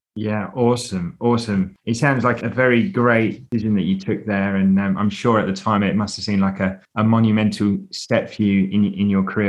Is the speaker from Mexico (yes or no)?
no; United Kingdom; being British